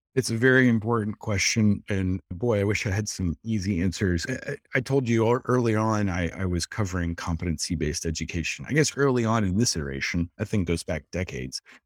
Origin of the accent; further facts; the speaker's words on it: Dayton, Ohio, United States; I'm from Dayton, Ohio